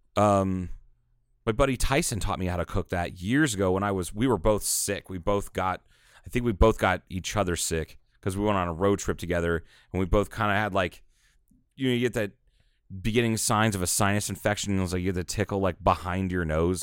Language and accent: English; Kingman, United States; I was born and raised in Kingman.